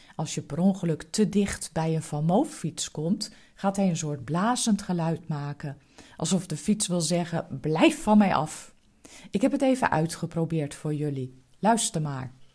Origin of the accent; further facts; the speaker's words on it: Netherlands; Als echte Nederlanders